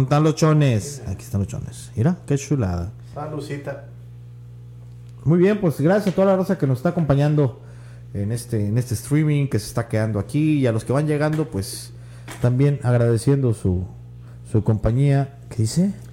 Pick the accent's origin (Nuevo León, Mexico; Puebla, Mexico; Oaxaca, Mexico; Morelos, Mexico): Nuevo León, Mexico; Monterrey; yo soy regio, compadre. Nació en la clínica 6